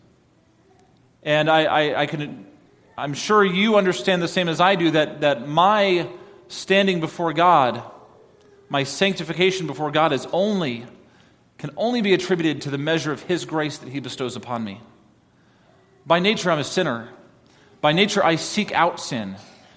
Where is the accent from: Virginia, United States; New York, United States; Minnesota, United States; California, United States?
New York, United States; moved away; I grew up in New York